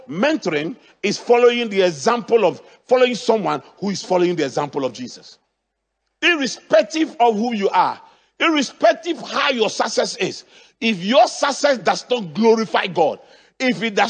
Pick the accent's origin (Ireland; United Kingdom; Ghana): Ghana; Accra, Greater Accra; where I grew up in Adabraka, there used to be, at that time, we had Accra City Council.